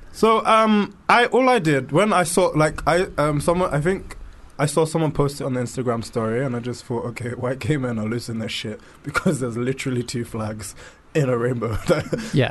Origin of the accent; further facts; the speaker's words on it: London, United Kingdom; being born and raised in London and growing up in um, growing up growing up here